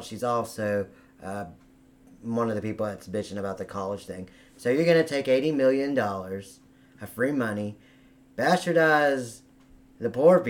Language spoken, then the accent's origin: English; West Virginia, United States; now in Miami, United States; West Virginia is actually my home state